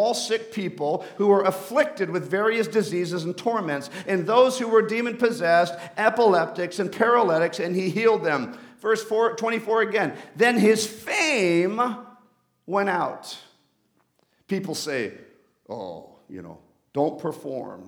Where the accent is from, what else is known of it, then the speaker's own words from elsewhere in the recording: Bogotá, Colombia; moved away; I'm off to Colombia, to Bogota, where I was actually born